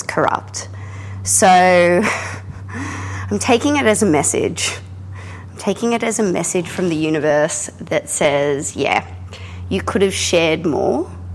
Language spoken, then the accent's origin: English; Australia; I'm an Australian contemporary painter